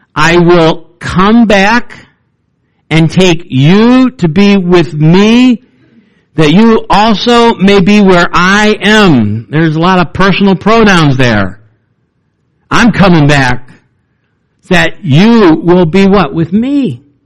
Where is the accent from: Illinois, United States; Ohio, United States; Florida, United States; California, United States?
Ohio, United States; Cleveland; when I was a pastor's son growing up in Cleveland, Ohio